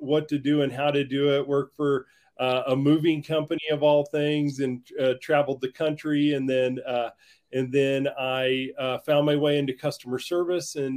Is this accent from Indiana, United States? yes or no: yes; Greencastle, Indiana, United States; moved away as an adult; now in Breckenridge, United States; humble beginnings in Greencastle, Indiana